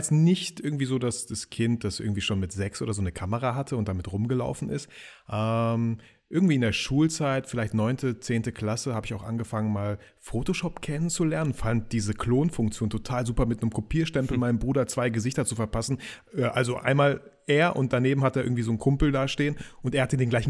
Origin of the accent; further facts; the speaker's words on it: Kazakhstan; also born or lived in Russia; now in Germany; Wir haben uns Double Nation genannt, weil ich komme irgendwie so ursprünglich aus Kasachstan, aus Russland, der Kollege aus Polen